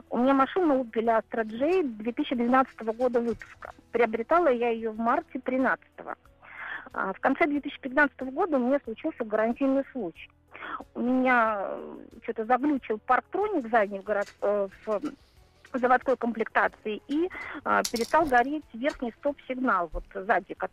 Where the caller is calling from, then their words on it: Saint Petersburg, Russia; я звоню из Санкт-Петербурга.